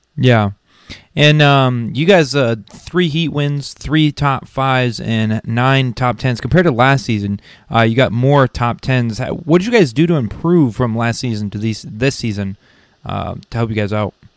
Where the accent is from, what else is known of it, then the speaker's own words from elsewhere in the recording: Connecticut, United States; moved away; I'm from originally from Connecticut, so I, I mean there was woods, but not enough for hunting